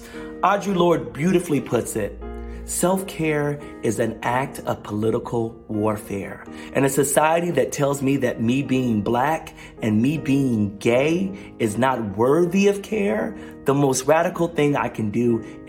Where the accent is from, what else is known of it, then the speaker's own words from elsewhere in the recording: the South, United States; I grew up in the Black Evangelical South where therapists were only for crazy people.